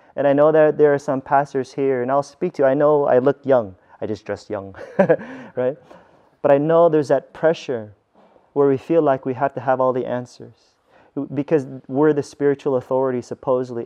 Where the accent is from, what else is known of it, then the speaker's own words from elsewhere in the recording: United States; I grew up in America, where there's a bunch of churches around me